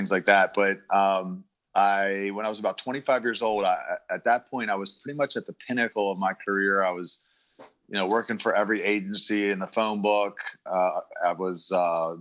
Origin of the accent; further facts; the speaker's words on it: Baltimore, Maryland, United States; I was born and raised in Baltimore, Maryland